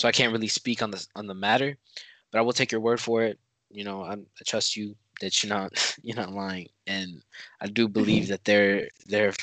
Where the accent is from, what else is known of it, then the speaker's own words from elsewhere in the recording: United States; I'm American.